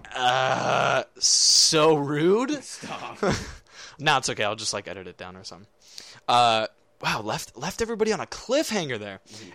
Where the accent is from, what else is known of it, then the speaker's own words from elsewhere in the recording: Arizona, United States; also born or lived in Nebraska; I moved here when I was three. It was like right before my fourth birthday.